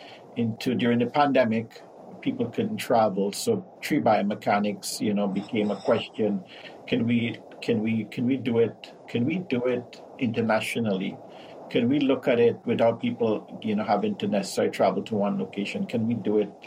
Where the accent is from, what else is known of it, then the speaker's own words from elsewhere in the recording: Trinidad & Tobago; now in North America; In the South Caribbean, Trinidad and Tobago